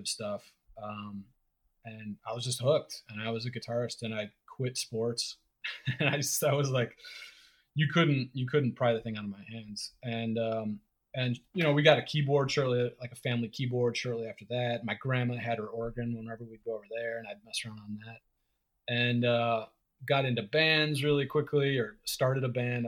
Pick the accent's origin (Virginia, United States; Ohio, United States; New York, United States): Ohio, United States; moved away; I'm from Ohio